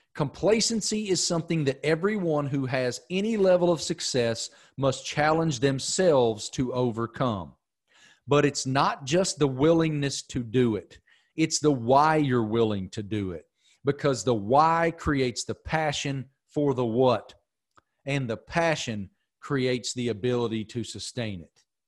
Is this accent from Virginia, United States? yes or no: yes; Giles County, Virginia, United States; I grew up in Giles County